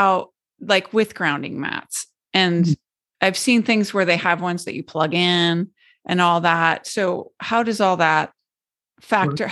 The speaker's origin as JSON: {"language": "English", "region": "New Jersey", "country": "United States", "moved": "yes", "lives_now": "Florida, United States", "said": "I'm originally from New Jersey"}